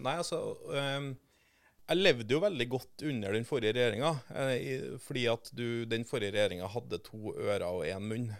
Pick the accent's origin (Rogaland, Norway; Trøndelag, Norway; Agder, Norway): Trøndelag, Norway; Trondheim; moved away as an adult; now in Oslo, Norway; Jeg er fra Trondheim, så jeg har vokst opp ja. et steinkast unna NRK sine kontorer i, på Tyholt i Trondheim